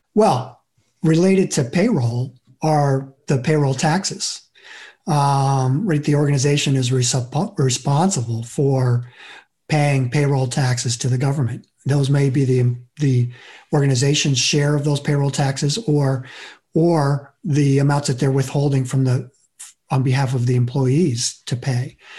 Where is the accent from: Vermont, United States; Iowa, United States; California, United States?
Vermont, United States; I grew up in Vermont